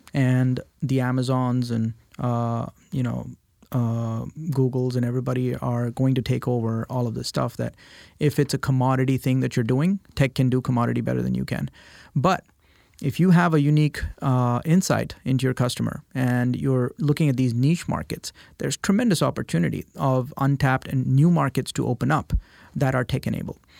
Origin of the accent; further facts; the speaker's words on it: India; moved away as an adult; now in United States; I was born and raised in India